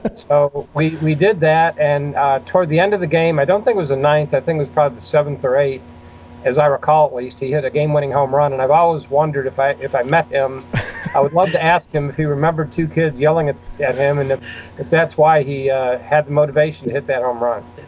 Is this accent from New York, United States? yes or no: yes; Buffalo, New York, United States; I grew up near Buffalo, New York.